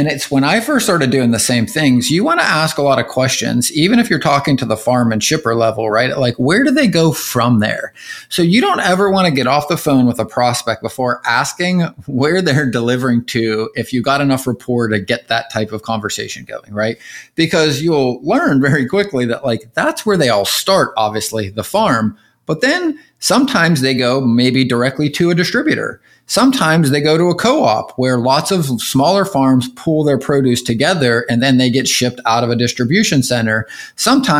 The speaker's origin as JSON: {"language": "English", "town": "Pittsburgh", "region": "Pennsylvania", "country": "United States", "tie": "born or raised there", "moved": "yes", "said": "I grew up in the Northeast, right up in Pittsburgh and PA"}